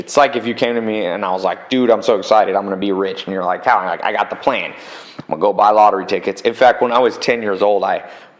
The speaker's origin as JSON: {"language": "English", "town": "San Diego", "region": "California", "country": "United States", "tie": "born or raised there", "also_born_or_lived": "Long Beach, California", "said": "I was born in good old Long Beach, Compton area, but I was raised somewhat in San Diego."}